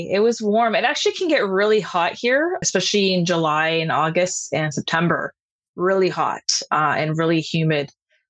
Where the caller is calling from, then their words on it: Toronto, Ontario, Canada; I'm coming from Toronto, Canada.